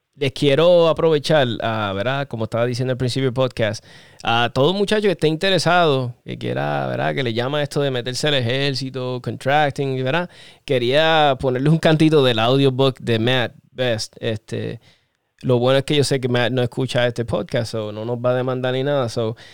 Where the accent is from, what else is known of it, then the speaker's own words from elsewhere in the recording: Puerto Rico; somos boricuas